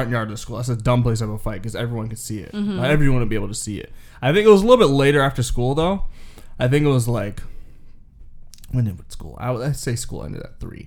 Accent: Canada; We're Canadian

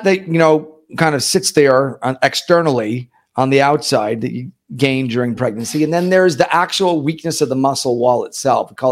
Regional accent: New York, United States; moved away as an adult; also born or lived in St. Louis, Missouri; now in Miami, United States; I'm originally from New York, but I've been here in Miami since 1996

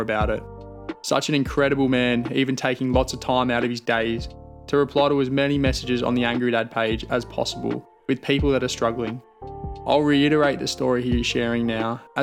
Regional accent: Australia; as blokes and as an Australian culture, that's what we

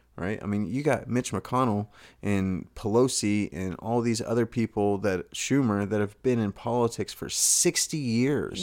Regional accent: Texas, United States; I grew up in Texas

